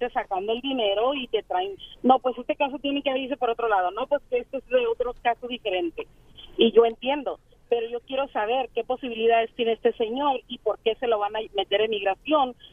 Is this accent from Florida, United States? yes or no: no; Phoenix, Arizona, United States; aquí nosotros somos de aquí de Phoenix, Arizona, y aquí ya la verdad todo ya es negocio.